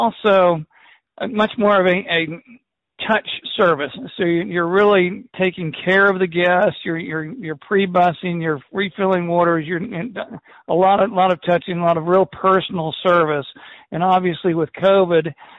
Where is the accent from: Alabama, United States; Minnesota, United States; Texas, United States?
Alabama, United States; Tuscaloosa; I'm from Tuscaloosa, Alabama, and I'm in the restaurant bar business